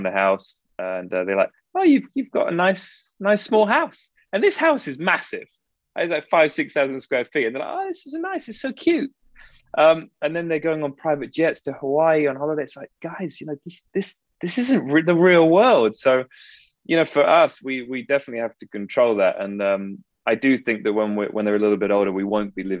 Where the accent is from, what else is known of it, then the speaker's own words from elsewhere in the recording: Frome, South West England, United Kingdom; moved away as an adult; now in California, United States; I'm a country bumpkin. I'm from Somerset, and it's stunning down there